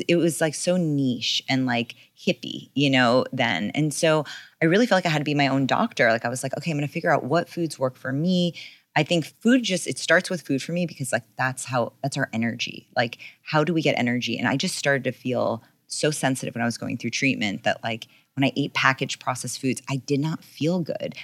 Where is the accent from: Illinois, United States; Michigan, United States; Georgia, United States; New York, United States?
New York, United States; also born or lived in California; I grew up in New York